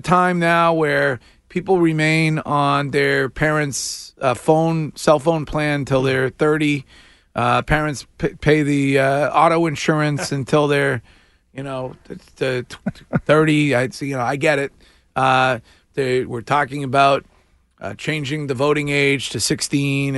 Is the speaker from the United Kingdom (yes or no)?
no; Stow, Massachusetts, United States; my hometown of Stowe